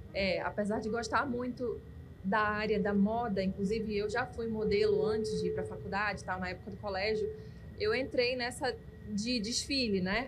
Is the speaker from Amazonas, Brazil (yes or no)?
yes; Manaus, Amazonas, Brazil; sou nascida e criada aqui, vivi aqui sempre e amo essa cidade